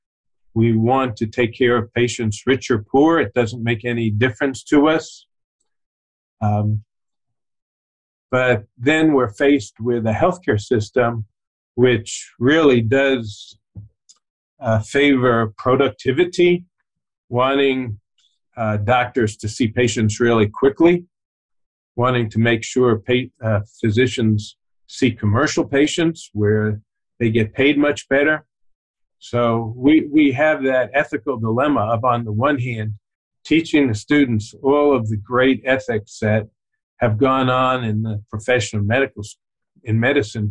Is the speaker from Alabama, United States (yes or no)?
no; New York City, New York, United States; moved away as an adult; also born or lived in Boston / Tennessee; I was born in New York City